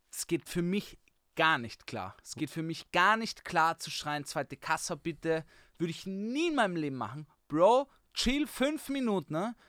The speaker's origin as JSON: {"language": "German", "region": "Vienna", "country": "Austria", "said": "ich bin auch Wiener"}